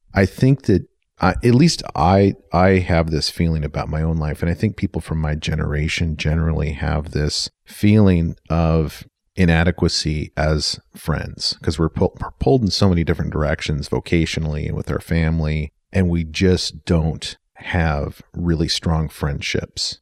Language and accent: English; Yakima, Washington, United States; also born or lived in Bellingham, Washington; I was from Yakima